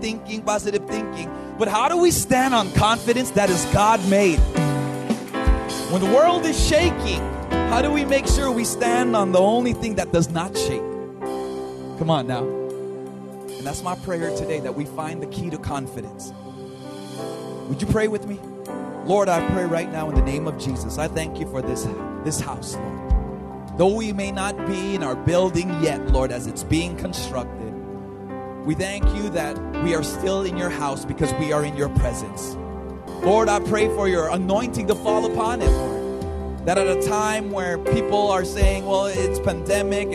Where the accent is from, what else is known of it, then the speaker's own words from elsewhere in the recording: Los Angeles, California, United States; moved away as an adult; now in Philippines; Even though I'm Filipino, I was born and raised in LA.